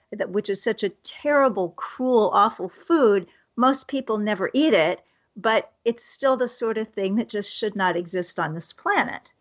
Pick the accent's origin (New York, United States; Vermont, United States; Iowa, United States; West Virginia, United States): Iowa, United States; I grew up in Iowa.